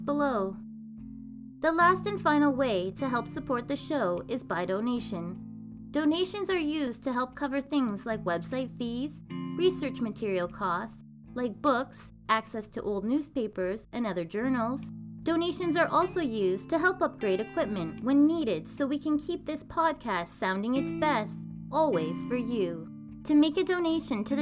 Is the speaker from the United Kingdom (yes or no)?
no; Canada; this Canadian girl